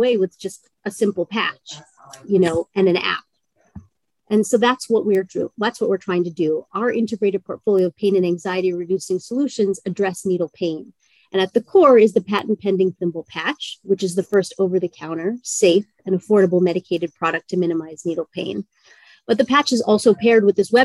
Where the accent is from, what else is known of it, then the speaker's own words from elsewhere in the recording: Maryland, United States; moved away as an adult; also born or lived in New York; I grew up on the East Coast in Maryland outside of DC